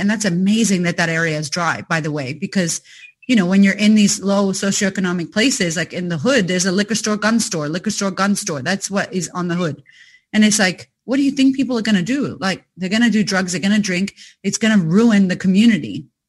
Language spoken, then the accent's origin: English; United States; now in Australia; someone like myself, who I'm not Australian, you know, yet, trying to get that citizenship fast though. I'm not going to lie. I don't want to go back to America anytime yet. I love you, America, but I'm going to stay here.